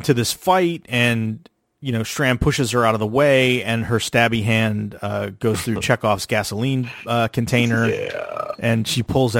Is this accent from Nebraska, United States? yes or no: no; Galveston area, Texas, United States; when we were in high school, we'd take the back way to avoid going down the freeway to get to Galveston. You go through Hitchcock.